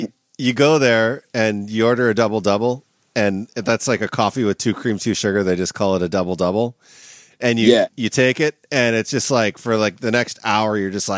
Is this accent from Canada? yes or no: yes; Canada; moved away as an adult; now in United States; I'm from Canada and I've only lived in the United States for like 3 years.